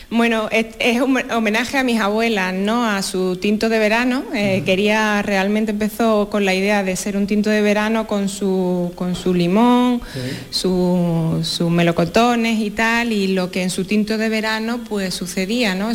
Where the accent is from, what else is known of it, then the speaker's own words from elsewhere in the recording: Torrecampo, Andalusia, Spain; me he traído mi pueblo, Torrecampo